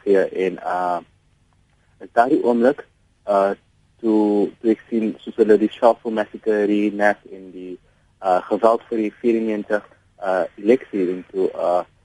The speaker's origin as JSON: {"language": "Afrikaans", "country": "South Africa", "also_born_or_lived": "Mitchells Plain", "said": "as 'n jong Suid-Afrikaner, as 'n baie dankbare Suid-Afrikaner"}